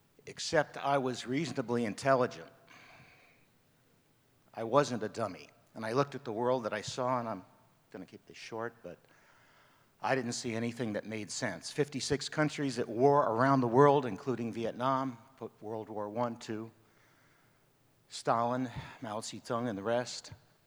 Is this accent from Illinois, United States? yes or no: no; New York, United States; born there; also born or lived in Pompano Beach, Florida; I was born in New York with my sister.